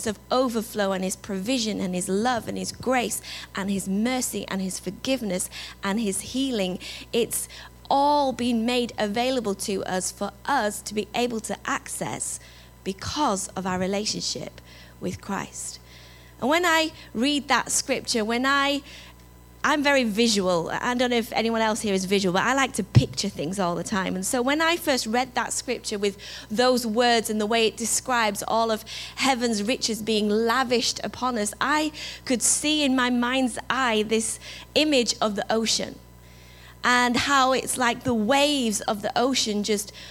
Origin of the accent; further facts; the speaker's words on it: England, United Kingdom; accent: English; moved away; my English accent